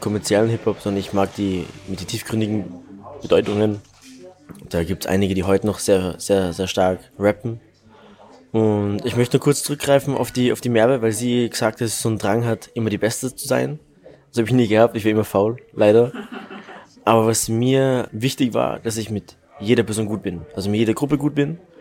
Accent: Salzburg, Austria; Also ich fühle mich wie ein waschechter Salzburger. Ich bin hier geboren und groß geworden.

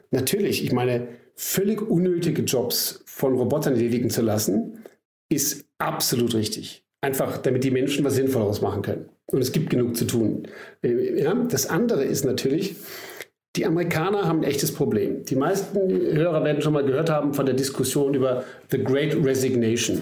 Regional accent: Germany; wir beide als Deutsche

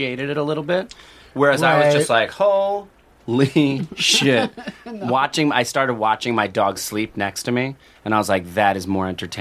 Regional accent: East Coast, United States; I grew up on the East Coast

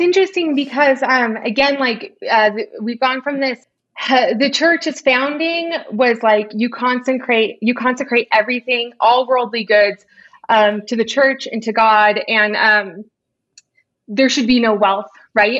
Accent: Orange County, Southern California, United States; I grew up in Orange County

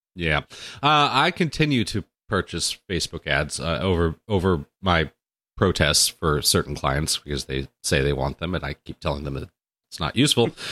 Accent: Orange County, California, United States; also born or lived in Los Angeles, United States; I grew up in Orange County and then Southern California and Los Angeles in my life

